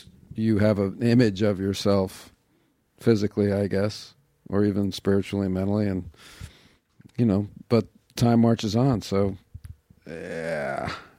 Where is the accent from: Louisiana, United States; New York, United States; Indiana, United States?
New York, United States; I grew up in New York, yeah.